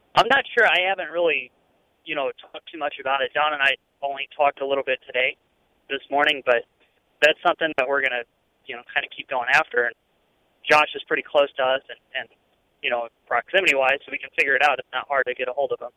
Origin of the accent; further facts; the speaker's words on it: St. Louis, Missouri, United States; moved away; I'm from St. Louis